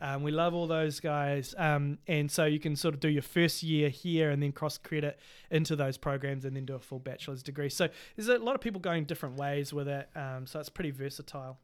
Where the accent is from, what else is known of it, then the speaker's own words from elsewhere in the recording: Cambridge, Waikato, New Zealand; I'm from Te Okuhoroi, which is, um, also known as Cambridge in, um, New Zealand